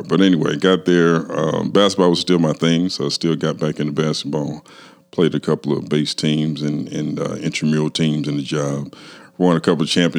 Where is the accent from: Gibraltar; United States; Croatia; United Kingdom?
United States; Kansas City, Missouri; I was born and raised right here in Kansas City